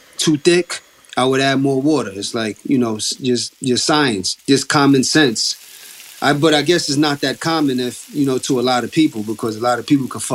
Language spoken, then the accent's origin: English; New York City, New York, United States; We grew up in Co-op City, Section 5. Northeast part of the Bronx